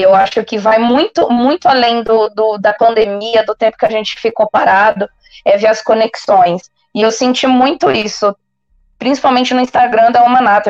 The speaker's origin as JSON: {"language": "Portuguese", "town": "Marília", "region": "São Paulo", "country": "Brazil", "moved": "yes", "said": "eu sou de Marília, então eu comecei esse rolê todo em Marília, onde eu estou agora, inclusive, de férias, matando saudade"}